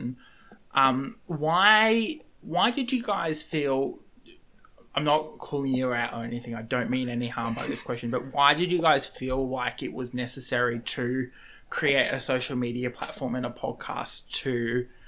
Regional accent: Australia; I'm an Australian

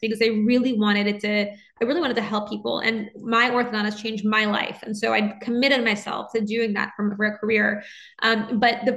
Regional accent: New Orleans, Louisiana, United States; moved away as an adult; also born or lived in Nashville, United States / New York, United States; now in Los Angeles, United States; I grew up in New Orleans and I'm a first generation American.

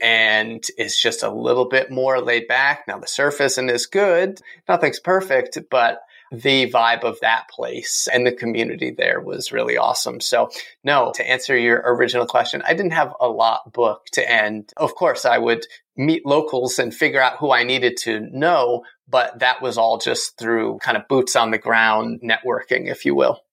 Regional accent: East Coast, United States; growing up on the East Coast

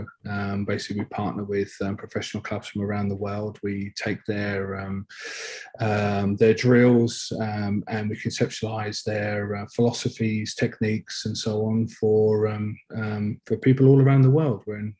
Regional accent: Bognor Regis, South East England, United Kingdom; moved away as an adult; also born or lived in London / Belfast; now in United States; I grew up in a small town on the south coast of England. My father's of Irish stock, and learnt my rugby in Bognor Rugby Club.

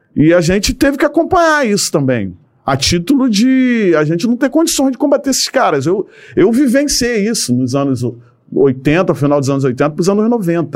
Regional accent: Rio de Janeiro, Brazil; eu nasci e me criei numa comunidade do Rio de Janeiro, né? É, aqui em Manguinhos

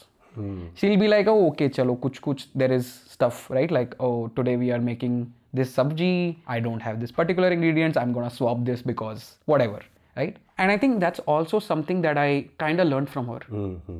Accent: Punjab, India; And I think that's a good part of growing up in Punjab. I know I started with like, you know, whatever place to grow up in, but I feel like those are good things that, you know, came from growing up in Punjab.

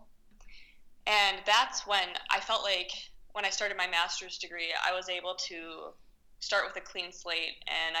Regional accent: Minnesota, United States; moved away; I come from Minnesota, and we don't have a lot of really, like, big action emergency room cases

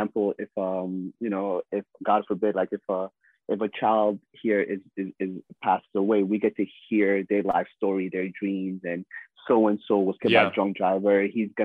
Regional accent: Somalia; I'm from the Horn of Africa. My nationality is Somalian.

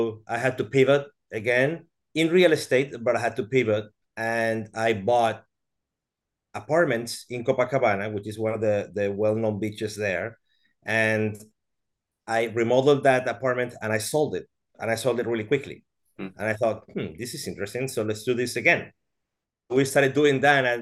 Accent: Venezuela; moved away as an adult; also born or lived in Brazil; I am Venezuelan. I was born in Venezuela.

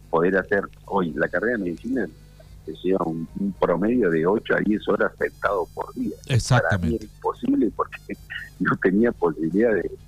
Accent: General La Madrid, Buenos Aires Province, Argentina; yo cuando me vine de la Madrid éramos la madridense

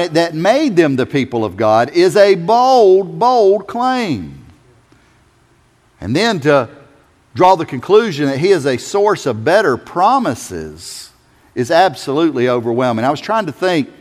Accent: South Carolina, United States; I'm from South Carolina

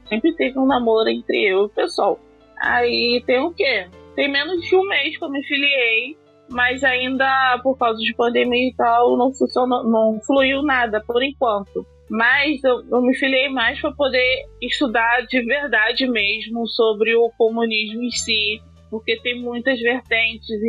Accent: Rio de Janeiro, Brazil; Eu vim de Padre Miguel

